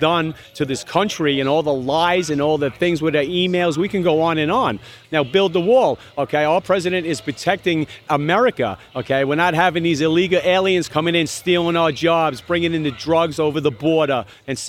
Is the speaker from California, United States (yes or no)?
no; Long Island, New York, United States; now in West Palm Beach, United States; Originally Long Island, New York, but now I do live in West Palm Beach, Florida